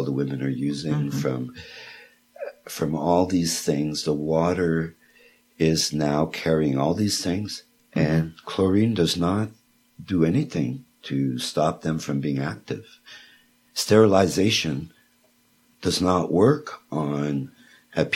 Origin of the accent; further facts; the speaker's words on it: Quebec, Canada; moved away; the Montclair that comes from Quebec, where the well is, which is right beside my hometown